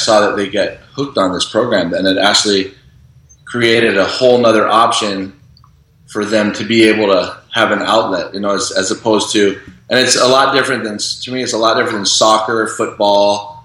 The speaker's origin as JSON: {"language": "English", "area": "Kauai", "region": "Hawaii", "country": "United States", "tie": "born or raised there", "said": "I was born and raised on Kauai, so like growing up here"}